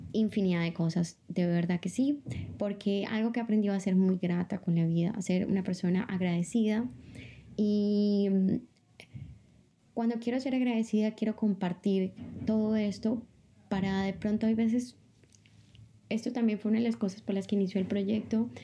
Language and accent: Spanish; Bogotá, Colombia; moved away as an adult; also born or lived in Hattingen, Germany / Bochum, Germany / Tossa de Mar, Spain; now in Barcelona, Spain; Vengo de Bogotá, Colombia. Es mi ciudad natal.